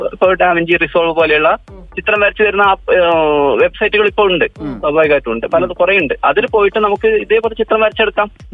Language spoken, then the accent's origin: Malayalam; Kasaragod, Kerala, India; ഞാൻ കാസർഗോഡ് സ്വദേശിയാണ്